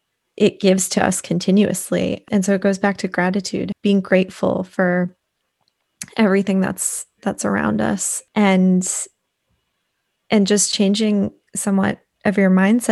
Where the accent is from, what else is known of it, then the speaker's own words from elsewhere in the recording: East Coast, United States; I grew up on the East Coast and I was always hiking and close to mountains, but I just don't do well in cold weather.